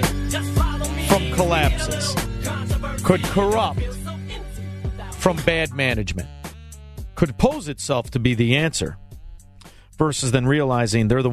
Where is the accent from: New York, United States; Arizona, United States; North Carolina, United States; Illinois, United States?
Illinois, United States; Chicago; now in Florida, United States; I'm from Chicago. We don't speak well